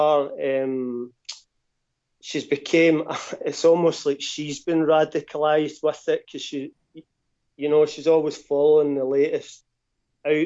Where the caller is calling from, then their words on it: Glasgow, Scotland, United Kingdom; I'm calling from Glasgow.